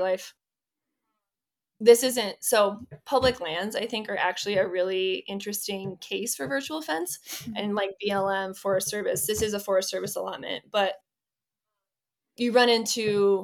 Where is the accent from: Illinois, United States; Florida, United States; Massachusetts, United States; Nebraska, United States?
Nebraska, United States; I'm from Nebraska